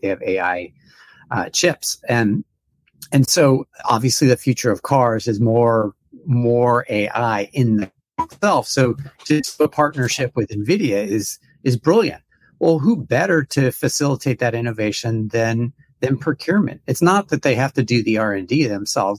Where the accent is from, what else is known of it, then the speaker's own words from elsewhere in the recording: United States; an American